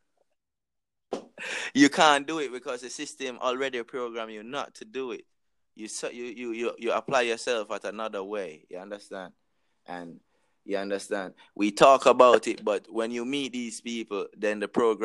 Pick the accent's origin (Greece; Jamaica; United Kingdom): Jamaica; I'm Jamaican